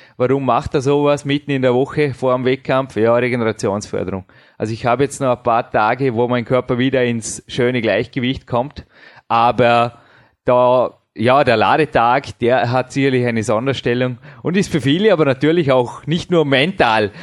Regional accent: Vorarlberg, Austria; accent: Vorarlberger Mundart; unsere wunderschöne Vorarlberger Mundart

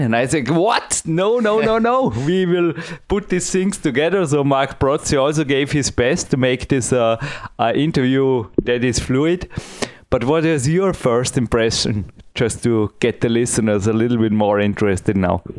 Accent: Dornbirn, Vorarlberg, Austria; English is a second language; my English is not perfect. I am from Austria

